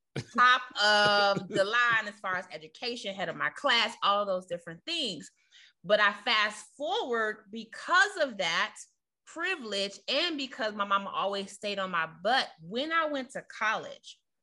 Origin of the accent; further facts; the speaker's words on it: Chicago, Illinois, United States; moved away as an adult; now in Virginia, United States; we're from the inner city of Chicago